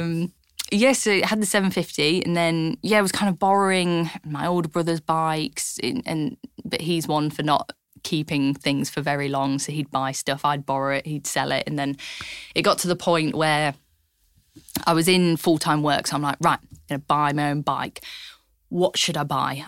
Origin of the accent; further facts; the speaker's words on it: Lincolnshire, East Midlands, United Kingdom; growing up in Lincolnshire